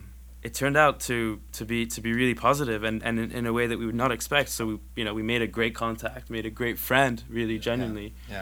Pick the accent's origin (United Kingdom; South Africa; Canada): Canada; Like, we're this band from Canada.